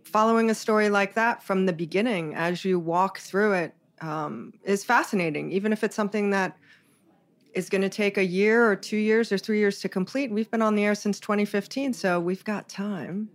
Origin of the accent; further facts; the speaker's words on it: Hawaii, United States; I was born and raised in Hawaii